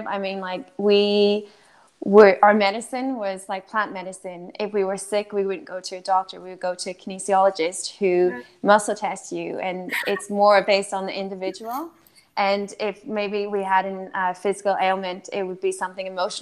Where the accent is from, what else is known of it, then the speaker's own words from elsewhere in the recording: Northern Ireland, United Kingdom; moved away as an adult; also born or lived in France / Amsterdam; So I am originally from Northern Ireland. That's where I grew up